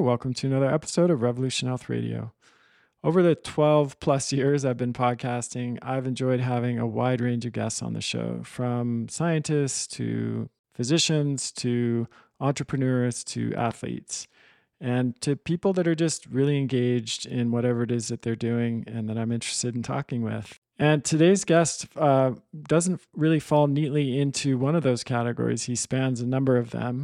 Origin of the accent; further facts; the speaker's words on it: Manhattan Beach, California, United States; I grew up in Manhattan, in Southern California